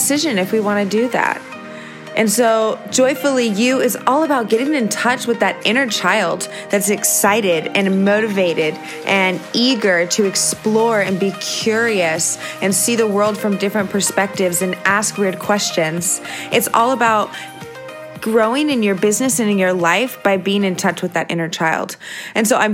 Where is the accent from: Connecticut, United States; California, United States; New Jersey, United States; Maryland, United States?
California, United States; Visalia; also born or lived in San Diego, California; I grew up in Visalia, California